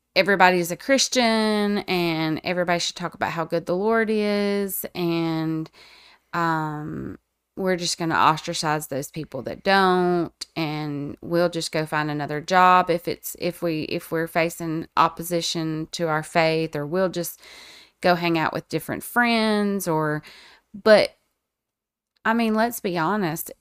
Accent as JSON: {"language": "English", "region": "the Bible Belt", "country": "United States", "tie": "born or raised there", "said": "I live in the Bible Belt. I was raised in the Bible Belt"}